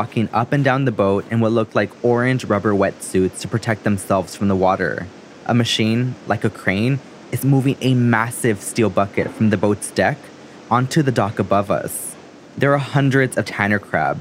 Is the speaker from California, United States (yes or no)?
no; South Texas, United States; now in New York, United States; I'm from South Texas by the US-Mexico border